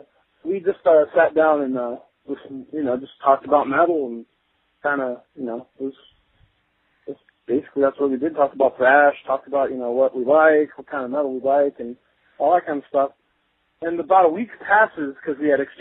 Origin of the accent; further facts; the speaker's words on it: Modesto, California, United States; growing up in Modesto